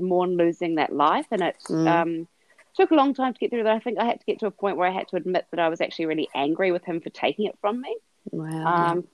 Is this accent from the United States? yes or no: no; New Zealand; moved away as an adult; now in Melbourne, Australia; we're originally from New Zealand, my husband and I. We came to Australia when I was pregnant with Zara